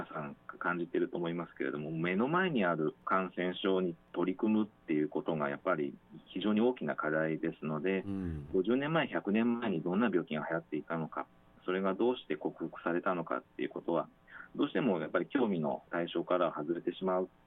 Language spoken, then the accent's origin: Japanese; Yokohama, Kanagawa, Japan; moved away as an adult; now in Okinawa, Japan; 出身は横浜なんですけれども、